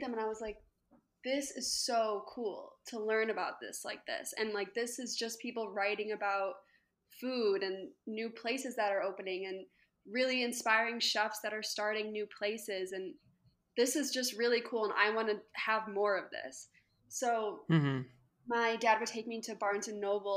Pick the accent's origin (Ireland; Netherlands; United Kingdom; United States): United States; Chicago, Illinois; now in Lancaster, United States; I'm originally from Chicago, but now I live in Lancaster, Pennsylvania